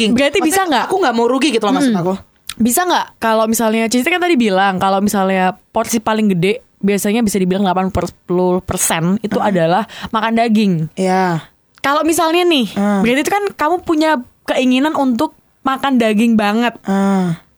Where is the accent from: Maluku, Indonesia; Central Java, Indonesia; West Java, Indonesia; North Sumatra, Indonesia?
North Sumatra, Indonesia; Latar belakang keluarga yang uh, keluarga Sumatera ya.